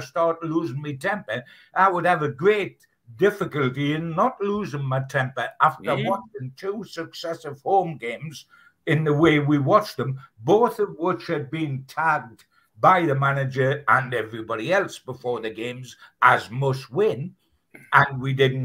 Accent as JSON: {"language": "English", "town": "Newcastle upon Tyne", "region": "North East England", "country": "United Kingdom", "said": "as a Geordie"}